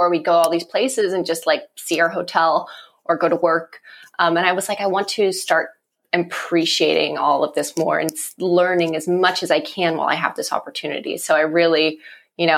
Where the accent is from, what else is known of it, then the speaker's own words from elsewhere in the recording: Los Angeles, California, United States; now in Nashville, United States; I grew up in Sherman Oaks.